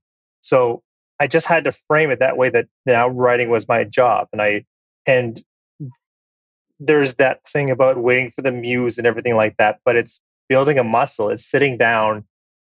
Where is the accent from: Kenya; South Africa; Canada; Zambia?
Canada; I'm Canadian. Canada is my home and native land.